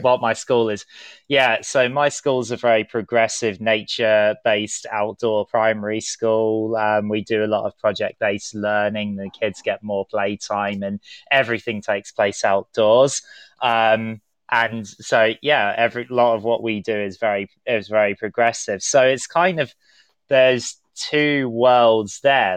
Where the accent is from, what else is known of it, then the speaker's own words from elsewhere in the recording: London, United Kingdom; I am a Londoner myself